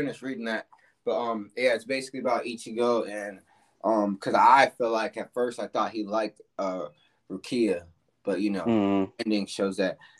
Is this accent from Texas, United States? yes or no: no; Florida, United States; now in Atlanta, United States; So, I'm from Florida, by the way.